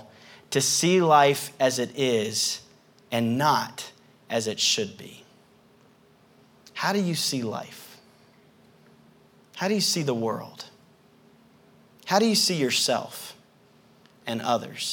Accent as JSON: {"language": "English", "region": "the South", "country": "United States", "accent": "southern", "said": "my southern accent"}